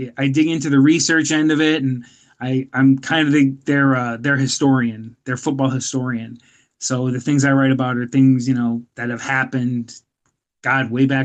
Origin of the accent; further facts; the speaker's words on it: Pennsylvania, United States; I'm from Pennsylvania. We do not have a Vikings contingent out here